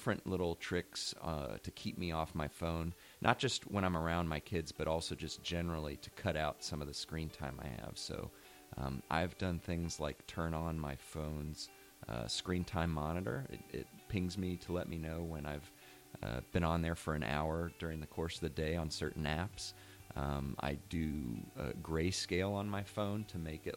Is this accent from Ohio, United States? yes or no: yes; West Chester, Ohio, United States; now in Mason, United States; I grew up close by in Westchester